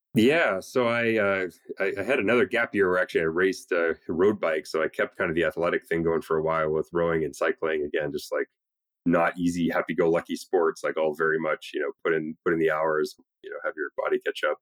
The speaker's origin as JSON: {"language": "English", "country": "Canada", "moved": "as an adult", "lives_now": "United States", "said": "especially as an immigrant, I'm Canadian"}